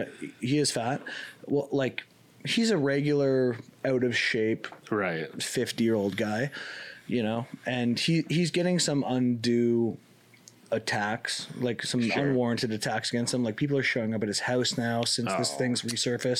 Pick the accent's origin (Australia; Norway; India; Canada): Canada; I'm Canadian.